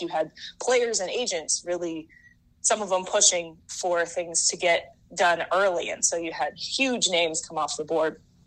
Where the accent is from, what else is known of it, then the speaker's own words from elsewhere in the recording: Seattle, Washington, United States; moved away as an adult; also born or lived in San Francisco; now in Chicago, United States; I'm originally from Seattle